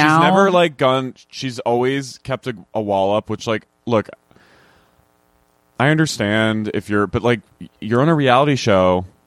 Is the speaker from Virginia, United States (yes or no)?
no; Haddonfield, New Jersey, United States; born or raised there